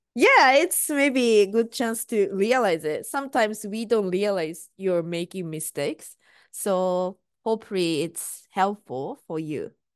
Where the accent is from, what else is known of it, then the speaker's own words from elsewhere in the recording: Japan; first language Japanese; English is a second language; now in United States; I'm Japanese and I'm living in US.